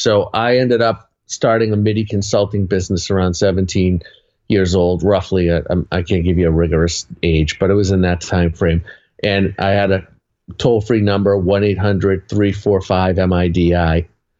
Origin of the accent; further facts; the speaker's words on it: Boston, Massachusetts, United States; I'm from Boston.